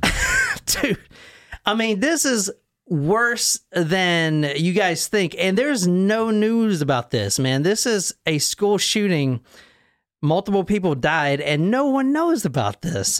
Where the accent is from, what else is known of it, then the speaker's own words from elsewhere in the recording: South Carolina, United States; I'm from South Carolina